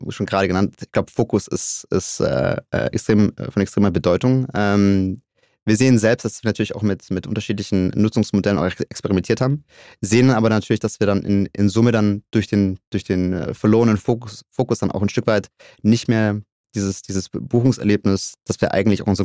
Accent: Stuttgart, Baden-Württemberg, Germany; Ich glaube, als, ähm, als gebürtiger Stuttgarter ist das, ist das ein Thema Auto Mobilität, was einen umgibt

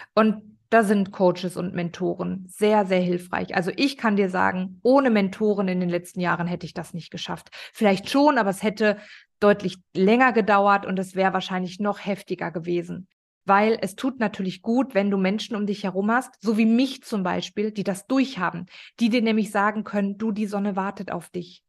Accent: Ruhr area, North Rhine-Westphalia, Germany; ich komme aus dem Ruhrpott. Ich bin eine absolute Ruhrpott-Göre

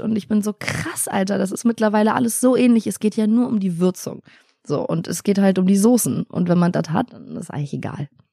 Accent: Italy; now in Berlin, Germany; ich bin in Italien aufgewachsen.

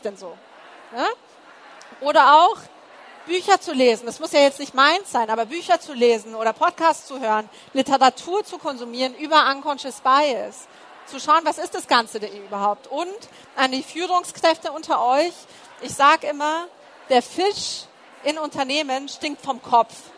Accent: Munich, Bavaria, Germany; Du antwortest aus München und dann kommt, aber eigentlich, eigentlich. Und du sagst ja aus dem Münchner Westen, Westen

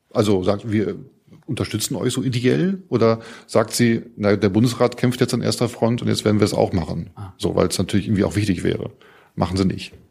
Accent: Mecklenburg-Vorpommern, Germany; Mecklenburg auch, Mecklenburg meine Heimat.

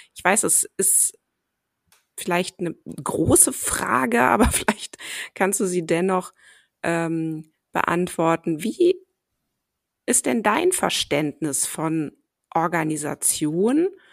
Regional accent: Cologne, North Rhine-Westphalia, Germany; also born or lived in Ruhr area; wobei ich in Köln dann groß geworden bin

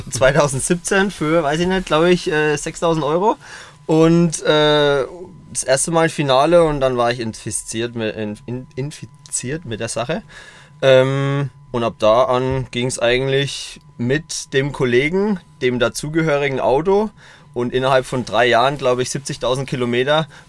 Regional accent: Coburg, Bavaria, Germany; 2016 habe ich ein Burgerrestaurant in meiner Heimatstadt eröffnet in Coburg

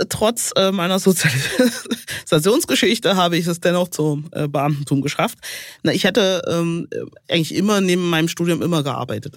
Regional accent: Hohenwarte Dam, Thuringia, Germany; also born or lived in Saalfeld / Erfurt; Ich bin an der Hohen Wartetalsperre aufgewachsen bei meinen Großeltern

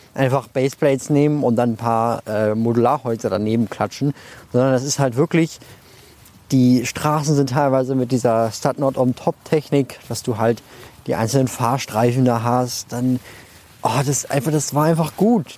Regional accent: Germany; now in Munich, Germany; ich komme ja nicht aus München, sondern aus der Nähe von Bremen

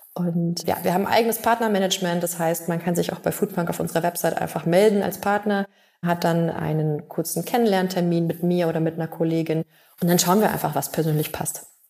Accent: Bavaria, Germany; bei uns in Bayern

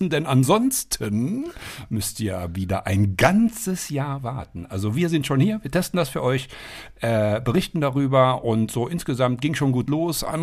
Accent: Merzig, Saarland, Germany; ich aus Merzig ursprünglich. Das liegt zwölf Kilometer auseinander

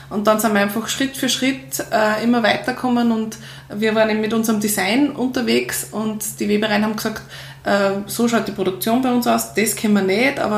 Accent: Upper Austria, Austria; Und ich komme aus Oberösterreich

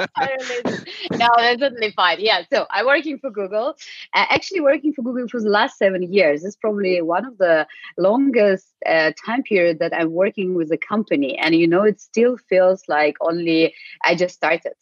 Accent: Ukraine; English is a second language; moved away as an adult; also born or lived in United States / Spain / Russia / Ireland; now in Germany; I'm originally from Ukraine, uh, but uh, since 19, uh, so for the last over like 15 years, I'm working outside actually and living, not only working but living outside

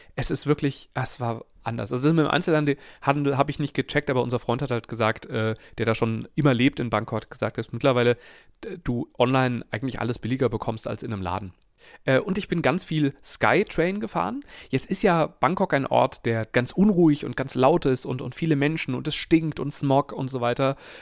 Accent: Germany; ich verklemmter, hässlicher äh, Deutscher

